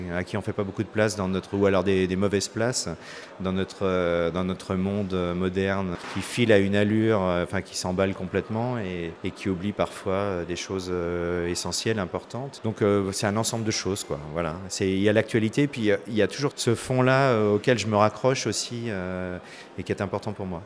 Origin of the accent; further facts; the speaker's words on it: Paris, Île-de-France, France; Moi, je suis parisien